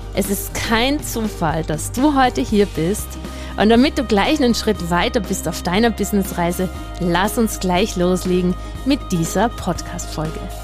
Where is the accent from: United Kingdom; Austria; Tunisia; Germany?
Austria; ich bin ja Österreicherin